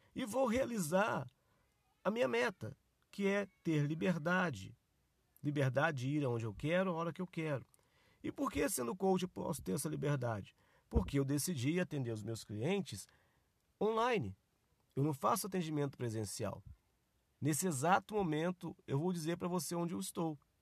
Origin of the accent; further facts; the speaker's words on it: Nova Friburgo, Rio de Janeiro, Brazil; now in São Paulo, Brazil; minha cidade natal, lá em Nova Friburgo, Rio de Janeiro.